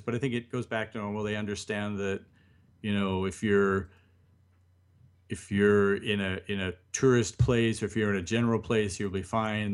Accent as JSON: {"language": "English", "country": "United States", "moved": "yes", "lives_now": "Japan", "said": "as an American"}